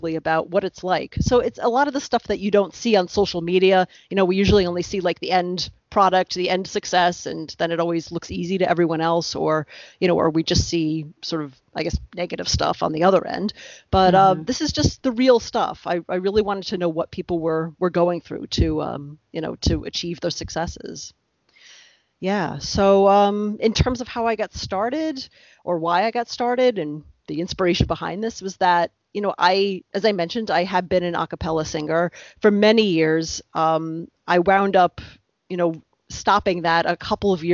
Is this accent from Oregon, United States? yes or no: no; Westchester County, New York, United States; moved away as an adult; now in New Jersey, United States; I grew up in Westchester County, New York, which is about, I'd say, less than 1 hour north of New York City.